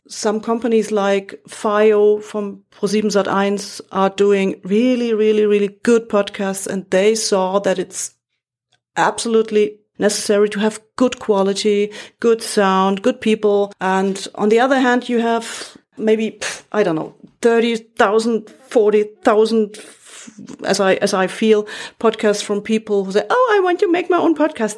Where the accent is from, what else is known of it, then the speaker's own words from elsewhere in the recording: Munich, Bavaria, Germany; English is a second language; also born or lived in Frankfurt am Main, Germany / Berlin, Germany / Ottobrunn, Germany; I was born and raised in Munich